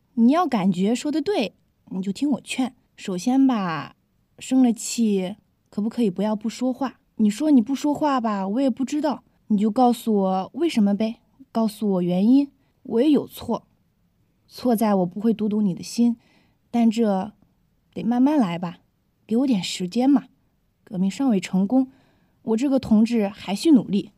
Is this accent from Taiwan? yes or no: no; China; 我们中国人